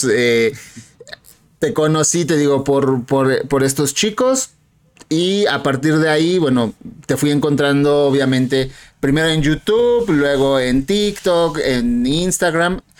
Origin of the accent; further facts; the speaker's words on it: Mexico; Ok, eh, soy de aquí, de México. Eh, México, querido, lindo, hermoso.